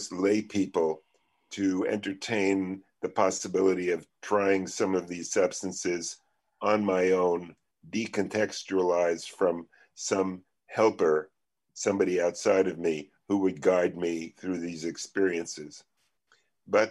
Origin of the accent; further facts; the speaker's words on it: New York City, New York, United States; I come from Coney Island